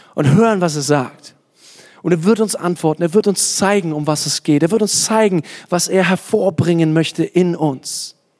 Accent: Kottensdorf, Bavaria, Germany; dass es zu viel Spatzen in Kottensdorf gibt, das ist schon eine Menge, da wo ich herkomme

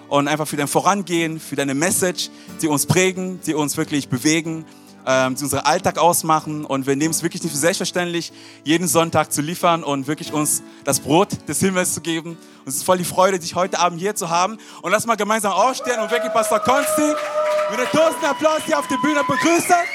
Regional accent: Berlin, Germany; now in Nuremberg, Germany; und wir wohnen in Nürnberg, aber ich komme aus Berlin.

